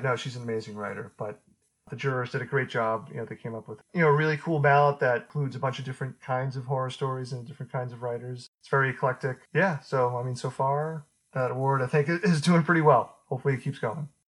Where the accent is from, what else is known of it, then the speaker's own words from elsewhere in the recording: Beverly, Massachusetts, United States; I grew up in the 80s and where I grew up in Beverly